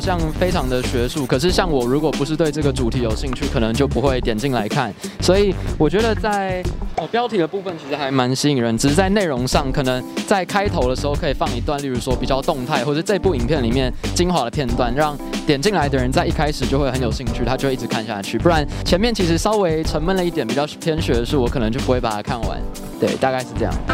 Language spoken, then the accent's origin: Chinese; Taiwan; 我们是台湾人